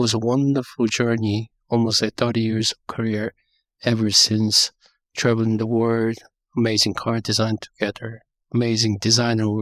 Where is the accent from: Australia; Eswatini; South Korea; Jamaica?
South Korea; I was born and raised in South Korea.